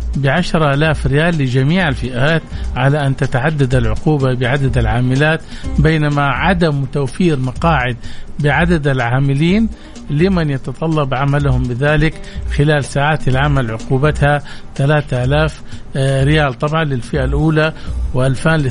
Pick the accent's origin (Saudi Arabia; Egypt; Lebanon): Saudi Arabia; احنا كمجتمع سعودي مسلم